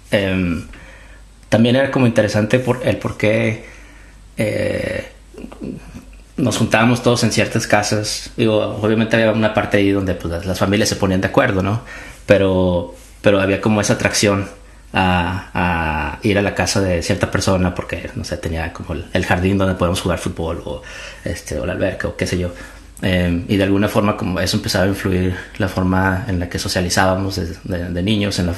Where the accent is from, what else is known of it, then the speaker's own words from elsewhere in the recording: Torreón, Coahuila, Mexico; yo soy de Torreón, yo soy originalmente de Torreón, de la Perla de la Laguna. Y yo creo que ah, uno de los clichés, desde chiquito yo pensé que iba a ser arquitecto.